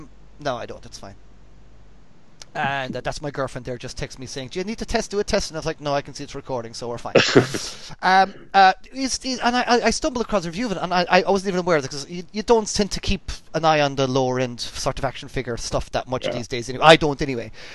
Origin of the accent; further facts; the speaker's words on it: Ireland; moved away; growing up in Ireland, you didn't have fireworks